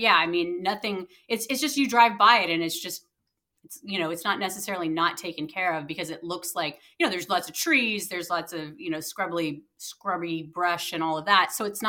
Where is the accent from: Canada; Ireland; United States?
Ireland; I mean, I'm Irish, so I was like